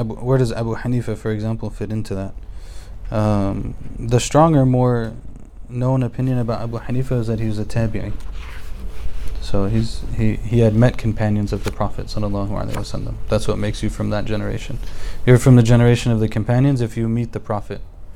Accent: United States; also born or lived in Egypt; born and raised in America

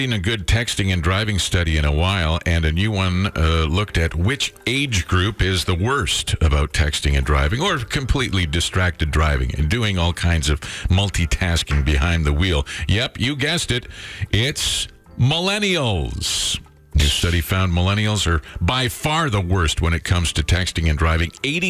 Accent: St. Albert, Alberta, Canada; I'm from St. Albert.

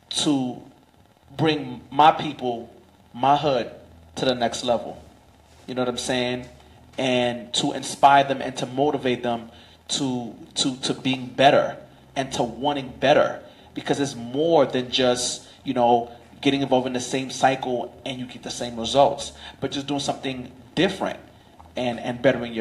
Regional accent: New York City, New York, United States; I'm from Crown Heights, Brooklyn.

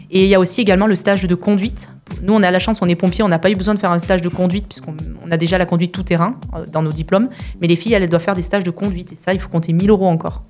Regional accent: Perpignan, Occitania, France; moved away; also born or lived in Canohès; je suis originaire, originaire de Perpignan

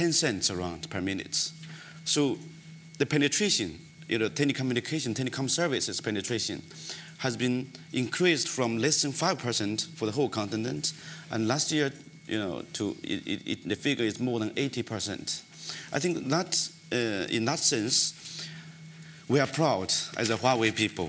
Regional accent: China; moved away as an adult; also born or lived in Democratic Republic of the Congo / Kenya / Jakarta, Indonesia; I was born in China when I was, I only get access to the electricity when I was 11 years old. It's a remote area, village

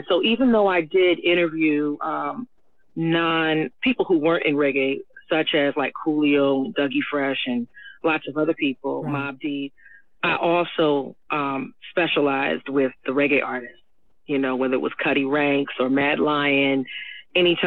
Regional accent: United States; I am an American

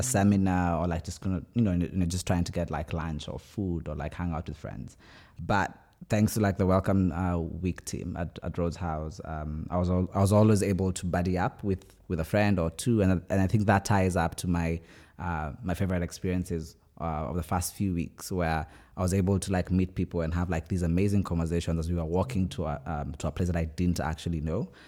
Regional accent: Kenya; moved away as an adult; now in Oxford, United Kingdom; I'm from Kenya

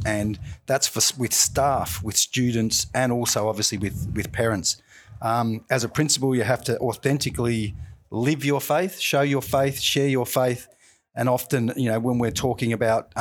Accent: Melbourne, Victoria, Australia; And I grew up in Deer Park, not too far from here in Caroline Springs.

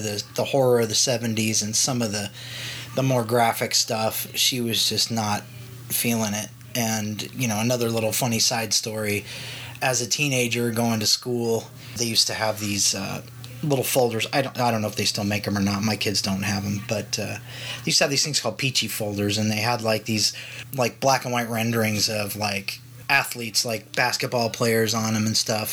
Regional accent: Los Angeles, California, United States; I was born in Los Angeles, and my mother was an executive for Universal. So I grew up on the Universal lot.

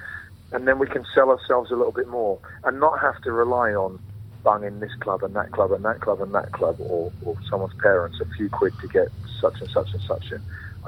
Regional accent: London, United Kingdom; We're from East Acton Lane, so we're just a mile away from Loftus Road.

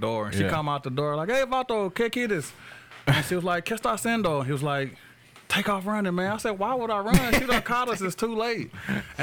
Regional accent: Washington, Arkansas, United States; I'm actually from Arkansas, from Washington, Arkansas. It's a small town

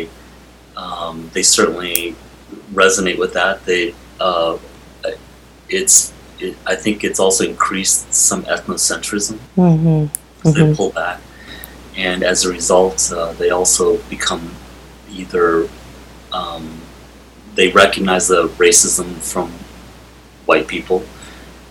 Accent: United States; I migrated here when I was 4 years old, and we grew up in a very poor working class environment

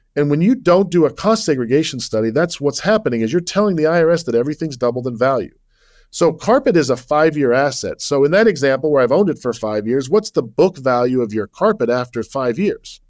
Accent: Salt Lake City, Utah, United States; moved away as an adult; also born or lived in Virginia / New York; I was born and raised in Salt Lake City

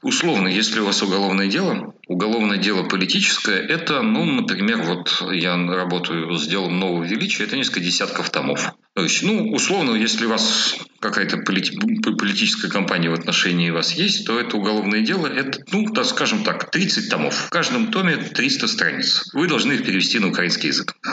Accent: Moscow, Russia; moved away as an adult; now in Kyiv, Ukraine; я как москвич

